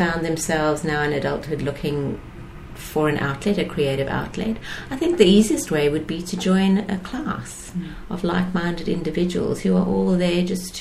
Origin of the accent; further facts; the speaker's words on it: South Africa; moved away as an adult; also born or lived in United States / United Kingdom / Chicago / Singapore; now in Sydney, Australia; I was born in South Africa.